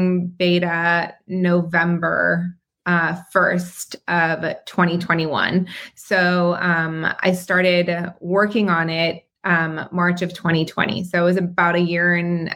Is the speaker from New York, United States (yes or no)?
no; Southern California, United States; also born or lived in Israel / North Carolina; I was born in Israel and moved to California when I was about 3 years old